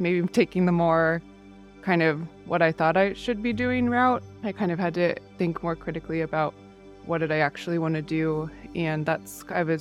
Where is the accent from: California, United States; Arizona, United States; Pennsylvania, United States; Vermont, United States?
California, United States; Encinitas; also born or lived in San Francisco, United States; now in San Diego, United States; I grew up in Encinitas